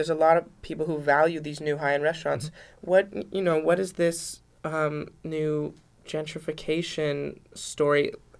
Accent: Los Angeles, California, United States; I'm from Venice

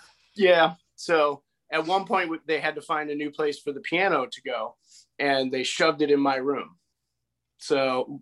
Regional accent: Winfield, Illinois, United States; I'm born and raised in Winfield, Illinois

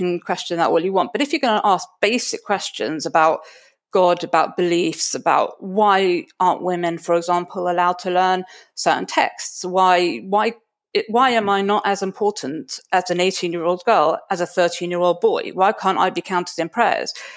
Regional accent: London, United Kingdom; I come from Stamford Hill in London. I am one of 10 children.

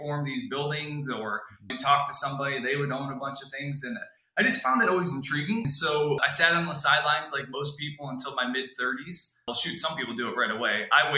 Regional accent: Michigan, United States; moved away as an adult; also born or lived in western United States; I was born and raised in Michigan, so I'm a Midwest kid.

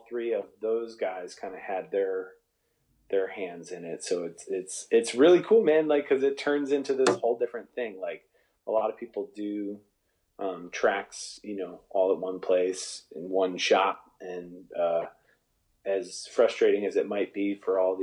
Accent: Buffalo, New York, United States; moved away; I grew up back east, and everyone back east calls everybody by their last name.

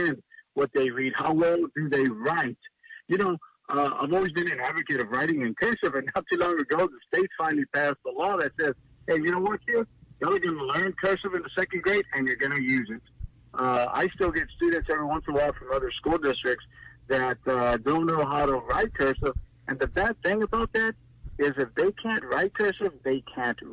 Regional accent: Louise, Texas, United States; I'm teaching, like you said, at my hometown here in Louise in Wharton County

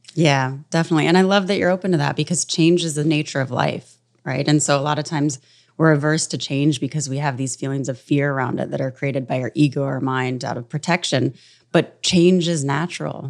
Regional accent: North Carolina, United States; moved away; also born or lived in New York; growing up in North Carolina from when I was twelve

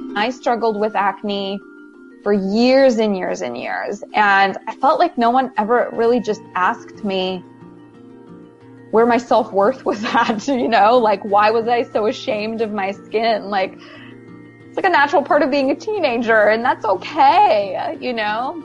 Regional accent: Wisconsin, United States; moved away as an adult; also born or lived in New Brunswick, Canada; now in Los Angeles, United States; I'm from New Brunswick, Canada. That's where I was born. And then when I was 10, we moved to the U.S. and I lived in Wisconsin for 11 years.

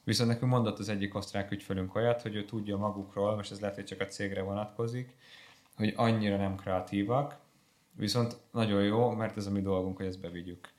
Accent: Hungary

